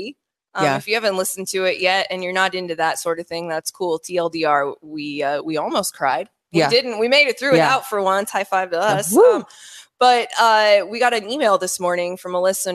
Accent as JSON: {"language": "English", "region": "Iowa", "country": "United States", "said": "I'm from Iowa. I'm sorry. I say crick and roof"}